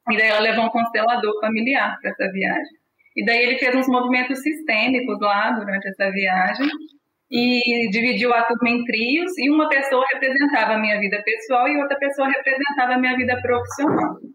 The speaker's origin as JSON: {"language": "Portuguese", "region": "Minas Gerais", "country": "Brazil", "lives_now": "São Paulo, Brazil", "said": "E aí eu me formei na Universidade Federal de Juiz de Fora, eu sou mineira"}